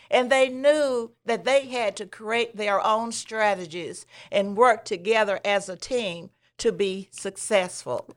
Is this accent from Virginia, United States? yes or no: no; Clover, South Carolina, United States; I was a little farm girl growing up in Clover